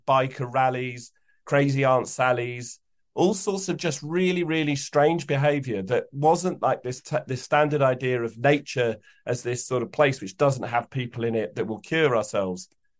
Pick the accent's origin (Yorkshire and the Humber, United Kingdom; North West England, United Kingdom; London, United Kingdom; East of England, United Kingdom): East of England, United Kingdom; Epping Forest; because we come from Epping Forest.